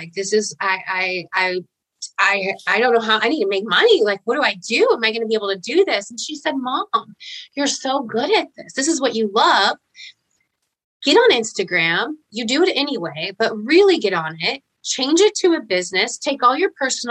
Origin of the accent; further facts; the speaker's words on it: Fayetteville, Arkansas, United States; moved away as an adult; so I came back to the hometown I was born in Fayetteville and Arkansas